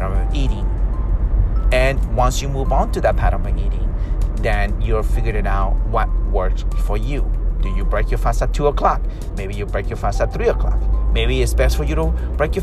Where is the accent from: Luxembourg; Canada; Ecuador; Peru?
Peru; I'm from South America, Peru